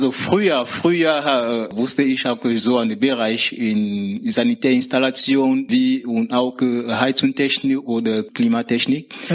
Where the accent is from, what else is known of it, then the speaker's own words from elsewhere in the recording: Cameroon; Ähm, ich komme aus Kamerun. Kamerun ist ein Land in Zentralafrika.